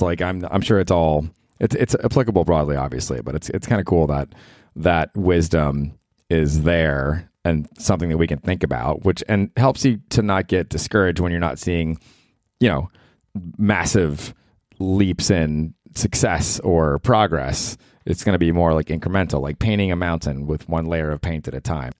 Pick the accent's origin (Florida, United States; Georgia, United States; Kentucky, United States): Florida, United States; Tampa; now in New York, United States; growing up in Tampa